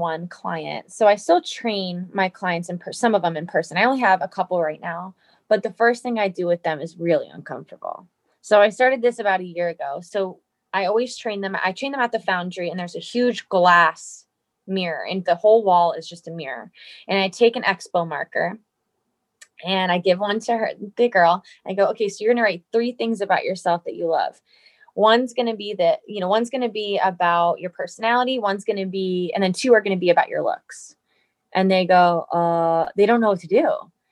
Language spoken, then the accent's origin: English; New Jersey, United States; also born or lived in East Coast; I'm from New Jersey